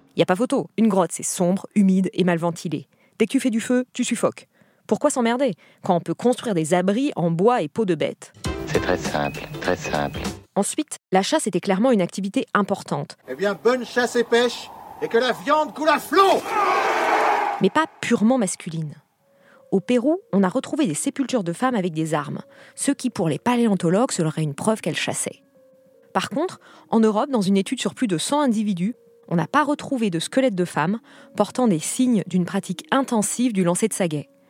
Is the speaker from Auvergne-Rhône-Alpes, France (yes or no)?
no; Brittany, France; j'ai grandi en Bretagne